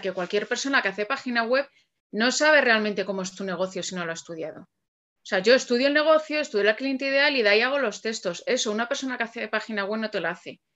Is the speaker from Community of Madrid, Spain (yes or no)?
yes; Alcalá de Henares, Community of Madrid, Spain; yo soy de Alcalá de Henares, ¿vale? Yo no pasaba de Torrejón, que está a 10 kilómetros de aquí.